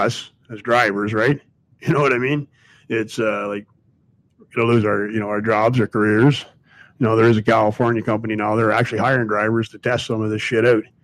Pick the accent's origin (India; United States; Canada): Canada; I'm Canadian, but, you know, I got a lot of family in the U.S.